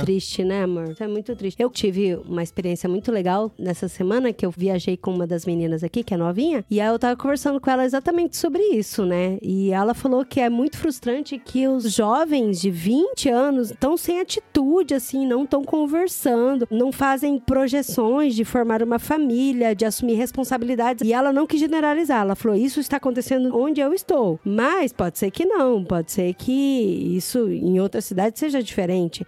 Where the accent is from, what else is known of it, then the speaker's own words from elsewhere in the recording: Brazil; moved away as an adult; vou falar português